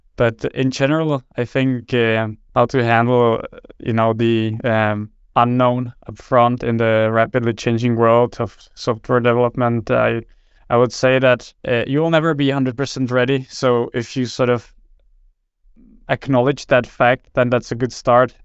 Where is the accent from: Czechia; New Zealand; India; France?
Czechia; moved away as an adult; now in Denmark; born and raised in Czech Republic, but I've, uh, worked most of, or basically vast majority of my professional life in, in Denmark